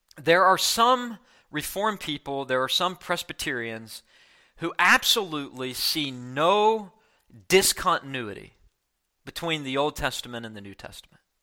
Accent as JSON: {"language": "English", "region": "West Virginia", "country": "United States", "tie": "born or raised there", "said": "I grew up in West Virginia"}